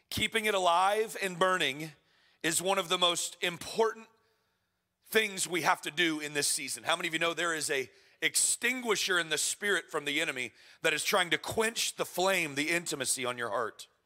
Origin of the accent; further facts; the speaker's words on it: Florida, United States; moved away as an adult; now in Edmonton, Canada; I was told I'm a transplant, I'm from Florida.